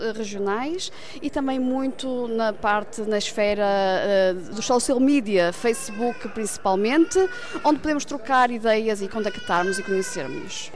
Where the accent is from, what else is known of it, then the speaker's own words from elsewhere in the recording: Viana do Castelo, Norte, Portugal; moved away as an adult; now in Germany; Eu sou natural de Viana